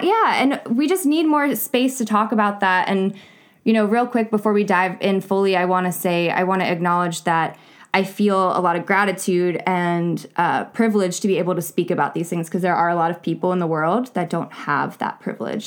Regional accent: North Carolina, United States; I was born, or I was raised in North Carolina

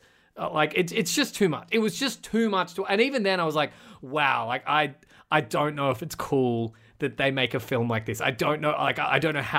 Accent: Australia; I'm an Australian. It's a word that doesn't mean that much to me.

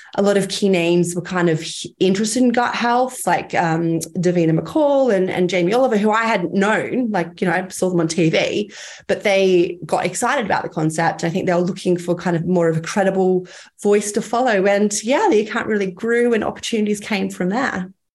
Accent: Cairns, Queensland, Australia; I grew up in Cairns, quite a, a small town

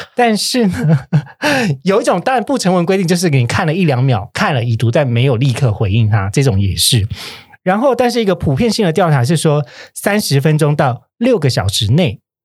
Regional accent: Kaohsiung, Taiwan; moved away as an adult; now in Taipei, Taiwan; 我不是台北人，我是高雄人，但我上来台北工作

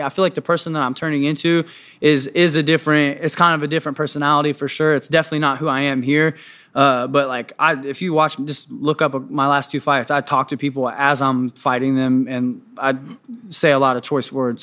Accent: Washington, D.C. area, Northern Virginia, United States; now in Kansas City, United States; I'm from Northern Virginia, Washington, D C area

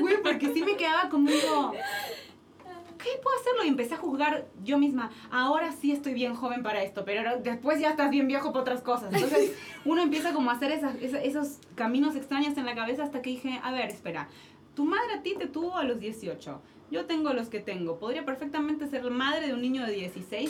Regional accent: Argentina; moved away as an adult; now in Mexico

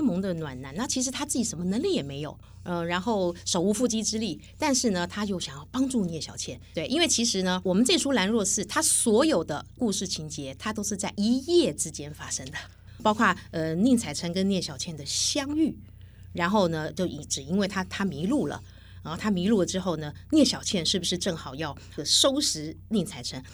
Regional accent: Taiwan; 我们台湾人就会觉得，我们讲话都文绉绉的

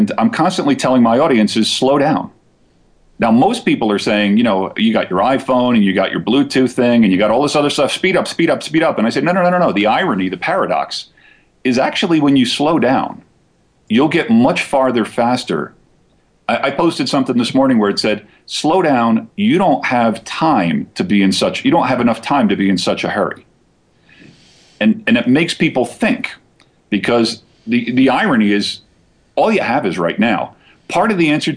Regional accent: New Jersey, United States; moved away; I'm originally from Jersey.

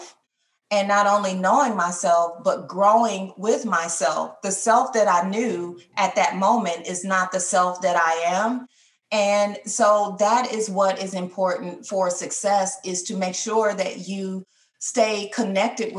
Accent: Detroit, Michigan, United States; moved away; I'm from Michigan originally, I'm from Detroit, Michigan

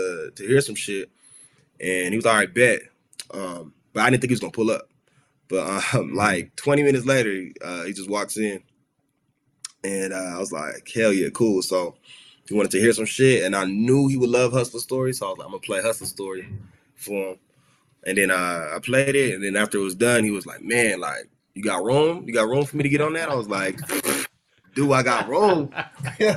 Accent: Los Angeles, California, United States; I grew up in South Central

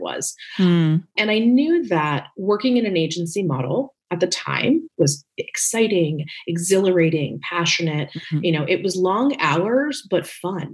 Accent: Northern New Jersey, United States; moved away as an adult; also born or lived in New York City; now in Los Angeles, United States; really raised in New Jersey, Northern Jersey

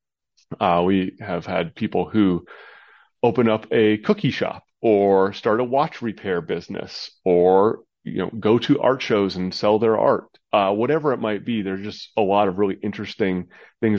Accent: Midwest, United States; now in Arizona, United States; I'm in Arizona, which is the, you know, the desert down here, nice and warm, but I grew up in the Midwest, the northern part of the country

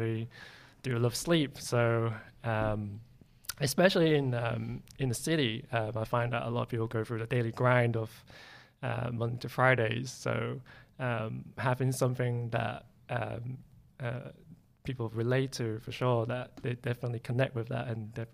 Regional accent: Grimsby, Yorkshire and the Humber, United Kingdom; It's in a small town called Grimsby

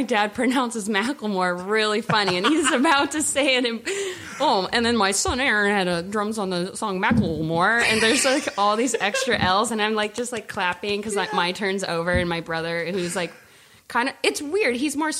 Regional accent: Walnut Creek, California, United States; also born or lived in San Francisco; now in Oakland, United States; No, I was born in SF. We grew up in Walnut Creek, which is like a suburb outside

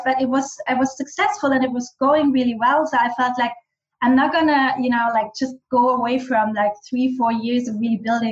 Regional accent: western Austria, Austria; first language German; English is a second language; also born or lived in Bali; German is my native language. I am much more authentic in German with my dialect. I'm from the west of Austria.

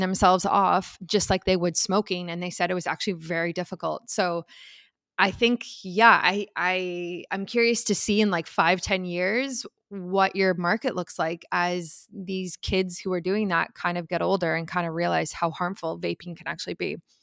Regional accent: South Africa; moved away; I'm originally from South Africa

